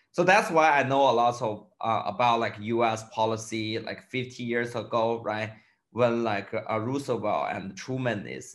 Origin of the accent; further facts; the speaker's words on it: Qinghai, China; English is a second language; moved away; also born or lived in Guangdong; I born in China, so it's a very a small province called Qinghai province.